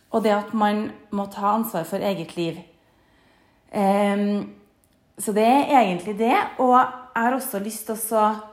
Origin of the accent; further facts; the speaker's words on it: Trondheim, Trøndelag, Norway; moved away; hjemme i Trondheim